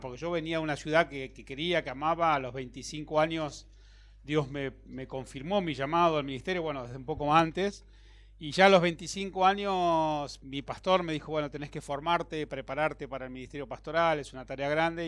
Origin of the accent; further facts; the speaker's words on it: Bahía Blanca, Buenos Aires Province, Argentina; moved away as an adult; now in Buenos Aires, Argentina; nací en Bahía Blanca, así que vine a Buenos Aires como un, alguien del interior